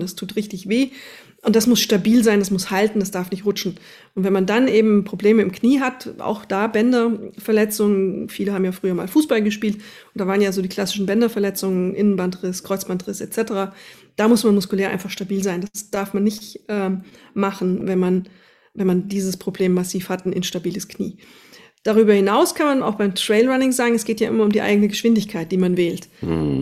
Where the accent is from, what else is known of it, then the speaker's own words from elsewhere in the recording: Wetterau, near Vogelsberg, Hesse, Germany; ist meine Heimat, Vogelsberg. Da komme ich irgendwie aus der Nähe, zumindest her, aus dem Wetterau